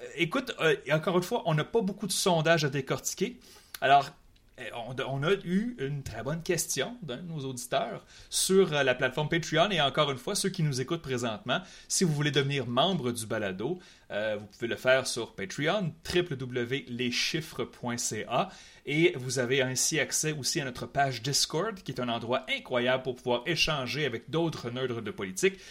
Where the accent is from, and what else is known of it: Quebec City, Quebec, Canada; born or raised there